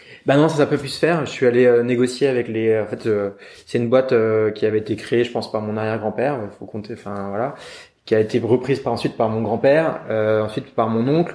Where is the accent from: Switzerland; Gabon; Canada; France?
France; Yvelines, Paris suburbs, Île-de-France; also born or lived in London; j'ai vécu de manière très classique, euh, en banlieue parisienne, euh, voilà, à l'ouest de Paris, dans les Yvelines